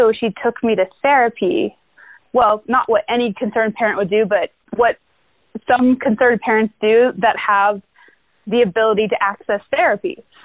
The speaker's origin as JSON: {"language": "English", "town": "Englewood", "region": "Colorado", "country": "United States", "tie": "born or raised there", "said": "I grew up in Englewood, Colorado"}